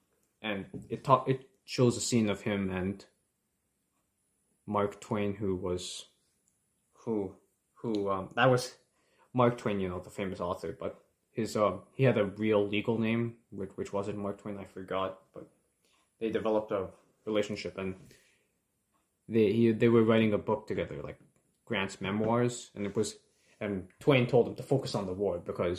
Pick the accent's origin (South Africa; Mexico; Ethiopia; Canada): Canada; my view as a Canadian.